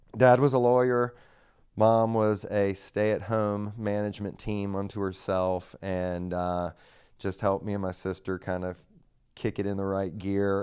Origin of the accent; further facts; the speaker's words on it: Raleigh, North Carolina, United States; Grew up here in Raleigh, North Carolina.